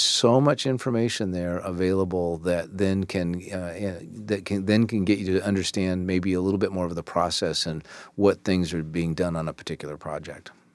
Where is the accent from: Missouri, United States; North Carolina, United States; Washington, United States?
Washington, United States; Puget Sound area; also born or lived in Bremerton / Silverdale / Seattle / Port Angeles; now in Tacoma, United States; growing up in the Puget Sound area, I never thought that I would ever live in Tacoma